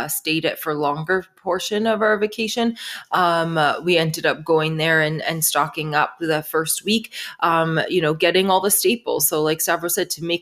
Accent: Canada; I'm from Canada

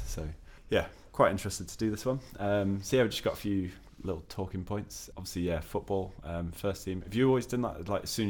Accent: Mansfield, East Midlands, United Kingdom; I'm from Mansfield.

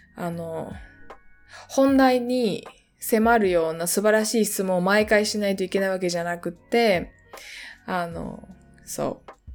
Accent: Japan; 私が小学校の時にすごく田舎の地域に住んでいたので、熊鈴をつけて小学校に行っていた

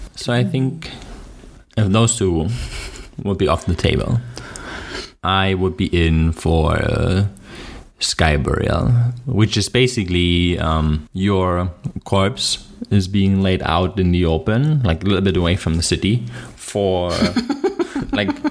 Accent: Germany; accent: German; English is a second language; My German accent

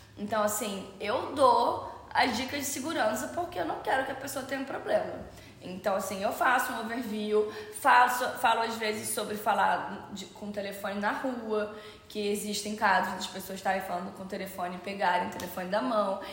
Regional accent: Rio de Janeiro, Brazil; Eu sou do Rio de Janeiro

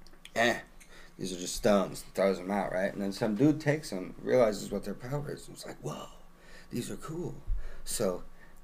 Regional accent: Salt Lake City, Utah, United States; now in Omaha, United States; I hail from Salt Lake City and got stuck here in Omaha

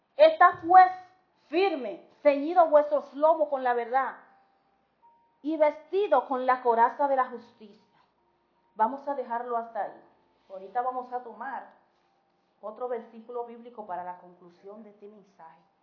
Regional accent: Dominican Republic; somos dominicanos de pura cepa

